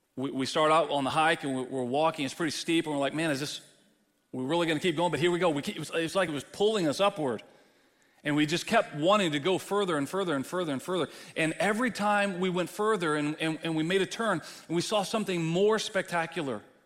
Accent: Texas, United States; moved away as an adult; now in Midwest, United States; I'm a Texan. And I dwell among Midwesterners

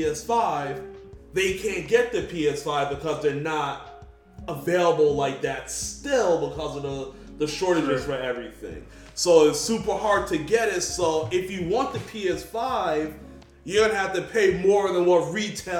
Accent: New York, United States; moved away; I'm from New York and I lived in New York

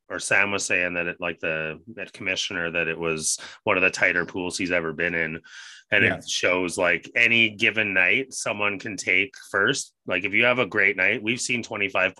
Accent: Canada; as a Canadian

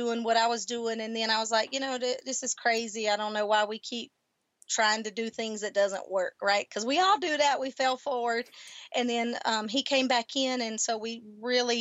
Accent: the South, United States; accent: Southern; now in El Paso, United States; that little Army gal coming out with that leadership plus that Southern heritage.

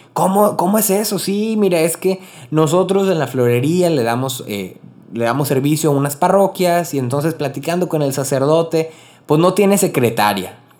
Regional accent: Río Bravo, Tamaulipas, Mexico; also born or lived in Corpus Christi / Monterrey / Rio Grande Valley, Texas; soy originario de Río Bravo, Tamaulipas, México. Vivo en la frontera

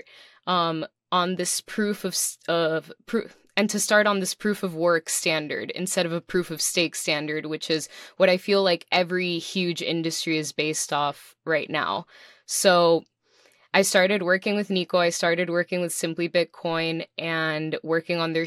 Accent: Miami, Florida, United States; also born or lived in New York / Dominican Republic / Puerto Rico; I am a Miami native. I was born and raised here in Miami, Florida

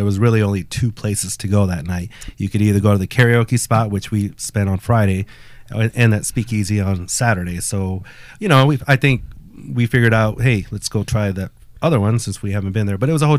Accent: Guanajuato, Mexico; moved away; I'm originally born in Mexico, Guanajuato. Así se vive. Panza verde. There you go. Shout out to my peeps in GTO. But I've been back home, obviously, to the motherland, my home state

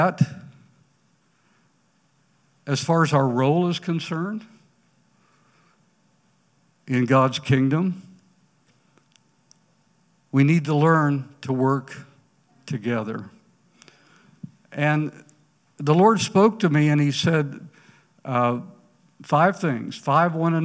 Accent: Ponca City, Oklahoma, United States; walking the streets of my hometown, Ponca City

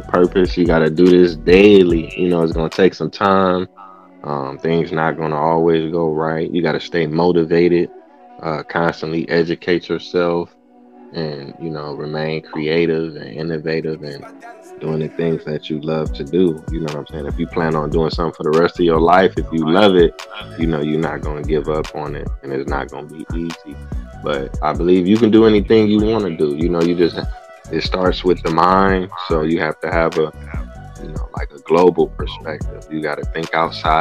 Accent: Cleveland, Ohio, United States; I'm from Cleveland

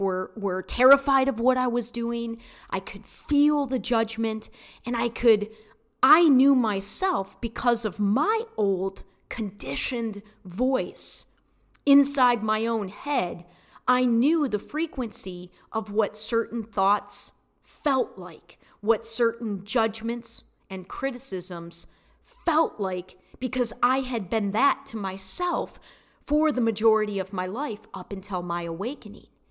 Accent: Michigan, United States; now in Florida, United States; I'm from Michigan.

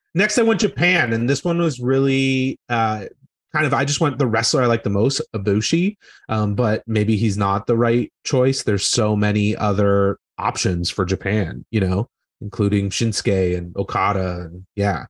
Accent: Brockville, Ontario, Canada; my hometown, which was Brockville, Ontario

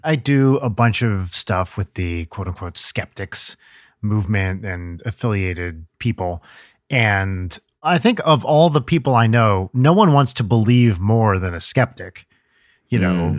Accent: New Jersey, United States; I grew up in Jersey

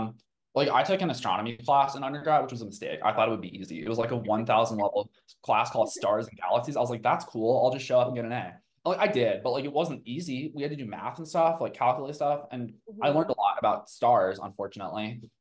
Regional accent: Tucson, Arizona, United States; born there; also born or lived in Colorado; I was born in Tucson, Arizona, and you know, being in the Western U.S., there's a fair amount of like Mormon.

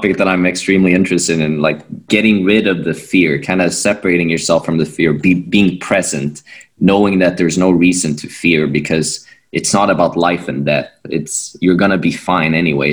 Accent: Sweden; I'm from Sweden and this is where I've grown up doing judo

